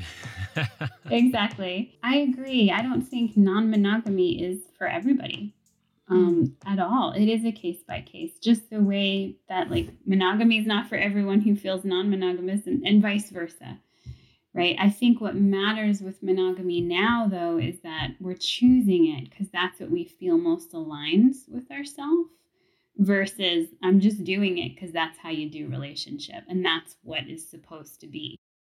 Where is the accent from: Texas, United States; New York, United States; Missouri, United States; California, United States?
New York, United States; New York City; growing up in New York City